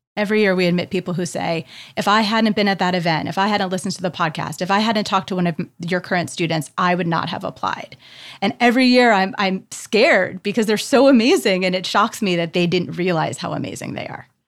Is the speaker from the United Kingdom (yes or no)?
no; Canada; moved away; as a Canadian